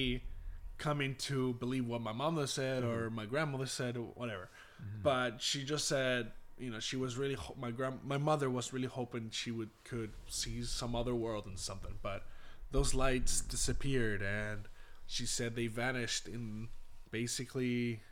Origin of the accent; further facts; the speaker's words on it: Punta Arenas, Magallanes and Chilean Antarctica, Chile; my hometown Punta Arenas, which is a very isolated type of area in Chile